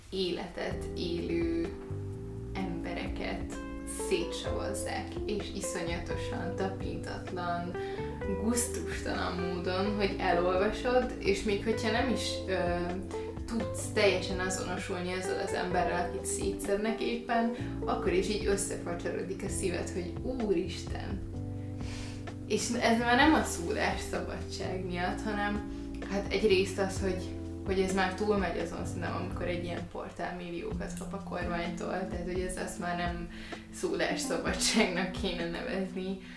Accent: Hungary; valakinek külföldön azt mondom, hogy magyar vagyok

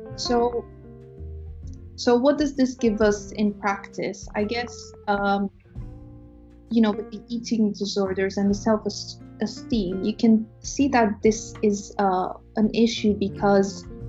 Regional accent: Romania; moved away as an adult; now in United Kingdom; I'm from Romania in East Europe. I came to the UK in 2012 to do my undergrad studies

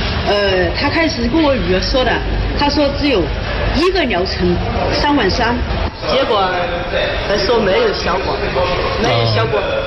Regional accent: Hunan, China; 我我是湖南的

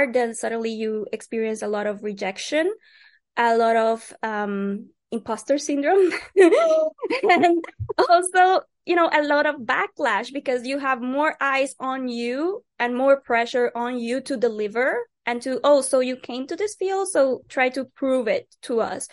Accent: Puerto Rico; I'm from Puerto Rico and we're still a colony of the United States.

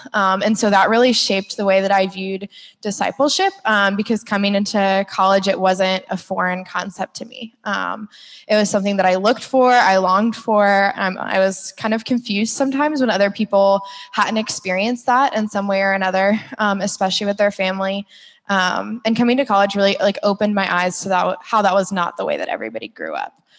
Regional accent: Orlando, Florida, United States; I grew up in Orlando with like your pretty average family

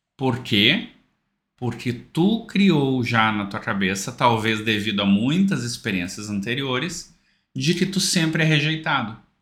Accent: South Region, Brazil; eu sou aqui do Sul

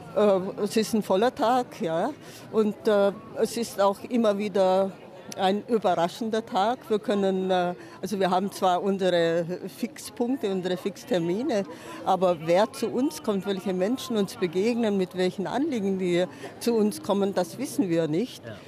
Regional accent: Leinfelden-Echterdingen, Baden-Württemberg, Germany; sonst bin ich in der Nähe von Stuttgart, Leinfelden, Echterdingen

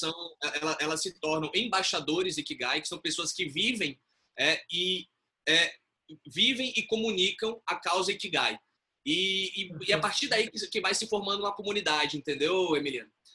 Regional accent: Bahia, Brazil; moved away; also born or lived in São Paulo; eu sou baiano.

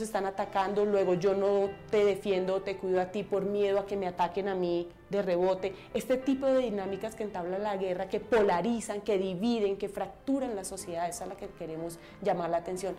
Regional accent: Montes de María, Colombia; Soy mujer transgénero de los Montes de María

